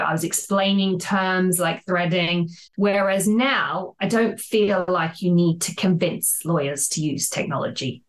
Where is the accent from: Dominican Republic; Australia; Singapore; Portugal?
Australia; moved away as an adult; now in London, United Kingdom; I don't know if you can tell from the accent, but I'm originally from Australia